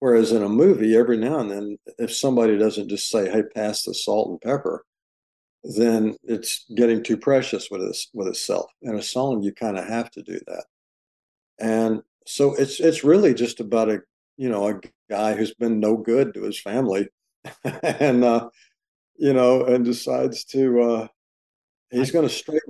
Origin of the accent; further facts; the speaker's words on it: Arkansas, United States; I grew up in the South in Arkansas